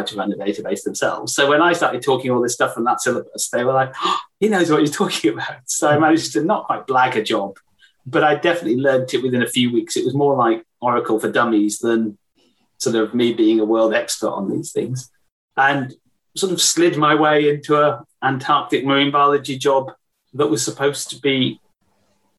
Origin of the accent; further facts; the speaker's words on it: West Wales, United Kingdom; So I grew up in West Wales by the sea